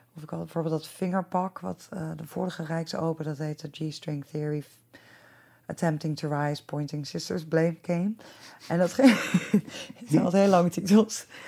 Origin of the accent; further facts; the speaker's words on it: Delft, South Holland, Netherlands; moved away; ik kom ook uit Delft